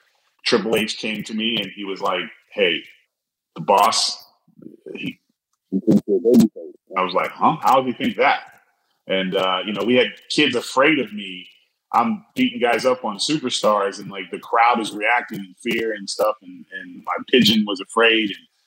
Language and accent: English; Scotland, United Kingdom; I'm just Scottish too, man.